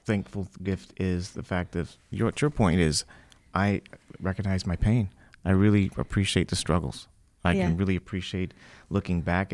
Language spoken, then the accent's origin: English; Los Angeles, California, United States; I grew up here in Hollywood